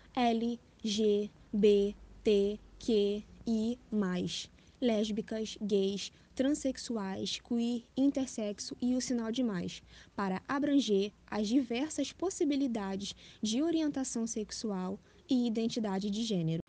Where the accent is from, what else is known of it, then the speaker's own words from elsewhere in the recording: Rio de Janeiro, Brazil; Tenho 24 anos, sou carioca